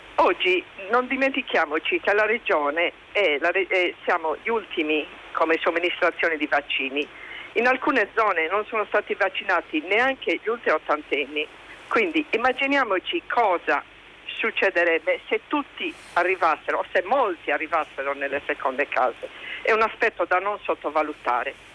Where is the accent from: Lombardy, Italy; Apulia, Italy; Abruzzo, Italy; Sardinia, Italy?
Sardinia, Italy; Io, essendo sarda